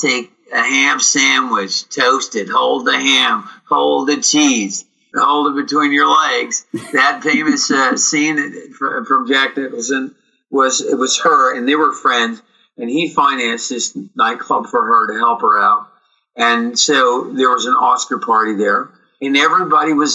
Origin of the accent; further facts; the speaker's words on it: British Columbia, Canada; moved away as an adult; also born or lived in United States; here we are in British Columbia